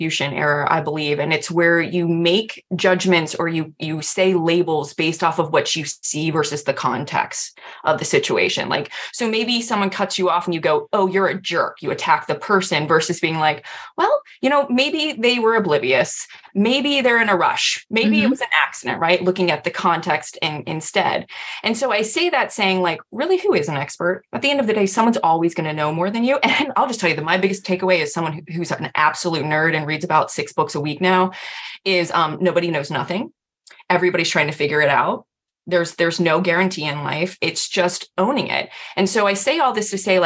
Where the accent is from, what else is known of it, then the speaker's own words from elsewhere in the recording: United States; I'm also an American